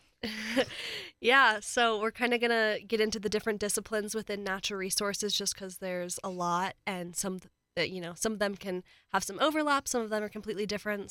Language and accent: English; United States; moved away as an adult; now in Colorado, United States; My house was literally right on the Maryland, Delaware line